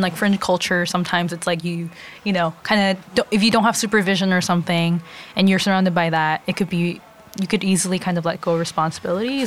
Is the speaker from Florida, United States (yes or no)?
no; Los Angeles, California, United States; also born or lived in San Marino, California; now in New York, United States; I grew up